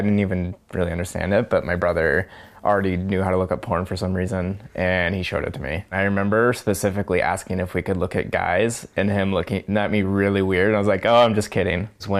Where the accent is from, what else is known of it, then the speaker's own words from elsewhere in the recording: Bainbridge Island, Washington, United States; I'm 29 years old and I grew up over on Bainbridge Island.